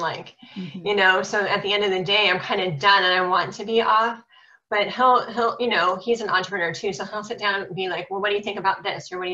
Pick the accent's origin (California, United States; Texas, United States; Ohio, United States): Ohio, United States; Cleveland; I'm from Cleveland, Ohio.